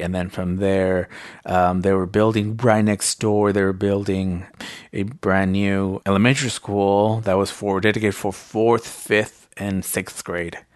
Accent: Salinas, California, United States; first language Spanish; English is a second language; I grew up in Salinas and there's predominantly Latinos

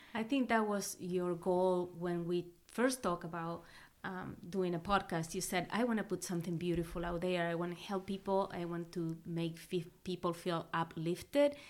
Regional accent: Argentina; English is a second language; moved away; I am from Argentina

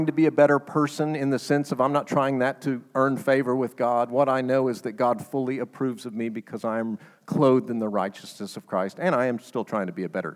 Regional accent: United States; as an American

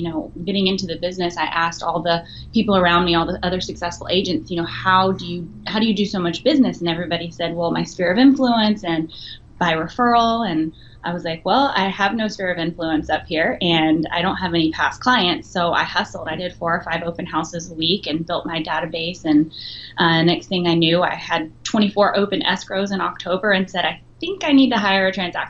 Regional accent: the South, United States; accent: southern; now in California, United States; And as you can tell, I've since lost my southern accent, so I'm a Californian now.

